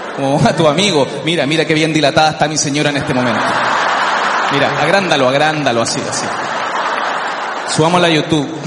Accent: Chile; yo soy terrible chileno, pero terrible chileno.

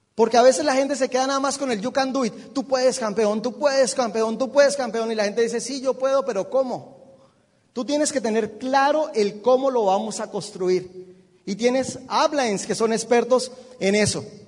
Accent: Bogotá, Colombia; yo soy de Bogotá, no hay mar

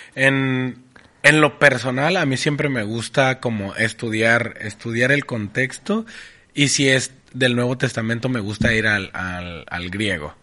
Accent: Tijuana, Baja California, Mexico; en, Tijuana decimos palabras que ni siquiera existen.

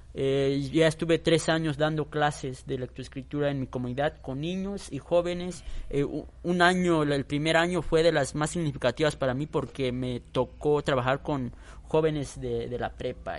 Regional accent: Chiquinibalbo, Chiapas, Mexico; first language Tzotzil; Spanish is a second language; la comunidad donde yo soy originario, que es Chiquini

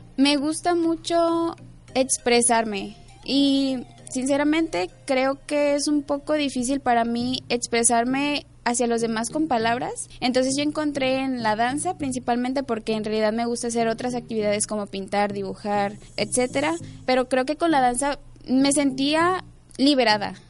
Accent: Tepic, Nayarit, Mexico; yo nací aquí en Tepic Nayarit y mi infancia la pasé, digamos que los primeros seis años de mi vida las pasé viviendo en diferentes colonias hasta que llegué a la colonia Morelos

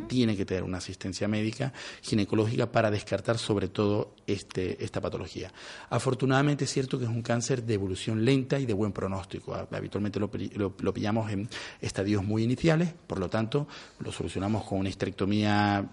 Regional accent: Venezuela; now in Spain; soy venezolano

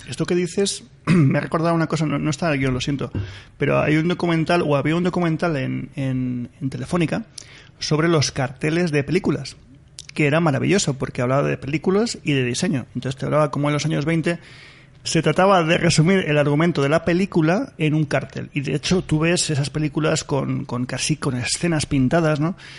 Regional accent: Spain; yo soy español, estoy encantado de serlo

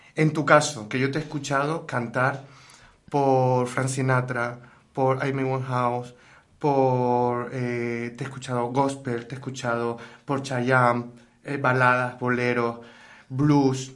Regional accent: Gáldar, Canary Islands, Spain; la ciudad de Galdar, mi ciudad

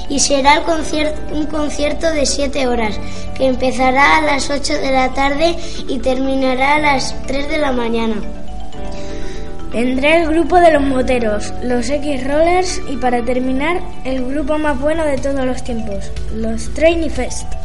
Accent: Herencia, Castilla-La Mancha, Spain; Sí, porque es mi pueblo, es un placer estar con los míos.

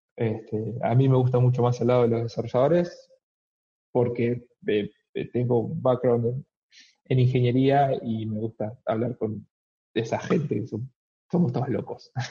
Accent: Argentina; moved away as an adult; now in Melbourne, Australia; soy argentino

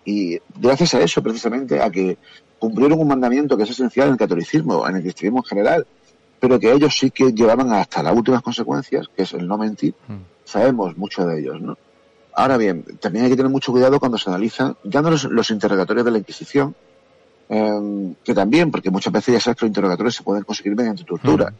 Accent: Andalusia, Spain; yo soy andaluz

